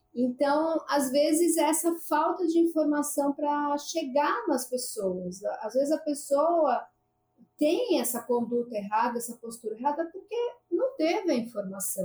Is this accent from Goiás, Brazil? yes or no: no; São Paulo, Brazil; now in Fernando de Noronha, Brazil; eu sou de São Paulo